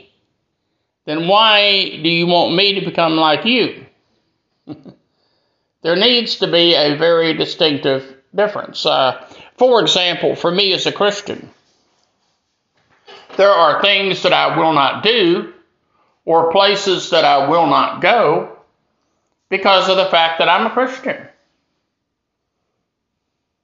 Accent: Greenville, South Carolina, United States; my hometown of Greenville, South Carolina

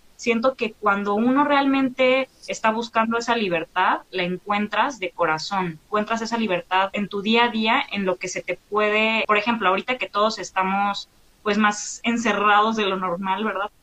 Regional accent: Mexico; soy mitad holandesa y mitad mexicana, ¿no? Entonces... Mm papá llegó a México por desde del destino de la vida y ya nunca se fue de aquí

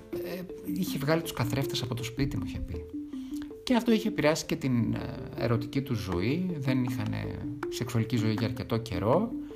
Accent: Thessaloniki, Central Macedonia, Greece; γεννήθηκα και μεγάλωσα στη Θεσσαλονίκη

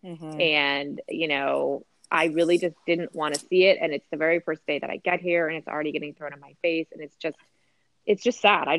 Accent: East Coast, United States; so like I said, I grew up on the East Coast and we had a lot of storms that did knock the power out

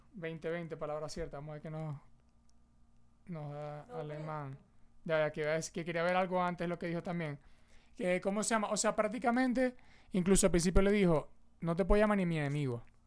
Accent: Venezuela; Uno como venezolano

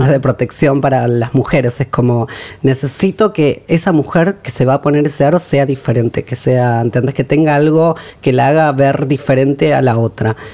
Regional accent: Quilmes, Buenos Aires Province, Argentina; Soy de Quilmes.

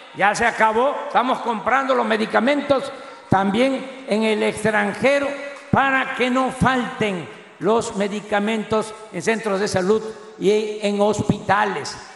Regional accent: Tabasco, Mexico; Roberto Madrazo, que fue gobernador allá en mi estado

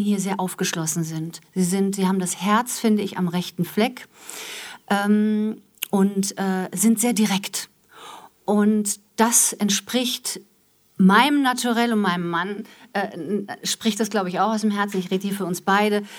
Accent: Wiesbaden, Hesse, Germany; moved away as an adult; also born or lived in Frankfurt; now in Essen, Germany; Ich komme aus Wiesbaden, bin Wiesbadenerin, gebürtig äh, in, in, Frankfurt geboren

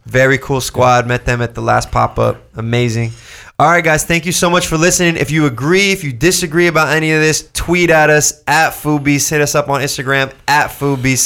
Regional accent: Orange County, California, United States; I grew up here. I grew up in Orange County

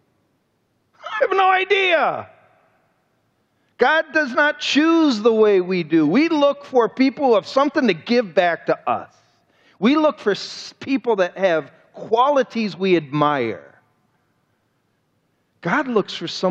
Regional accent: Cleveland, Ohio, United States; I'm from Cleveland, Ohio

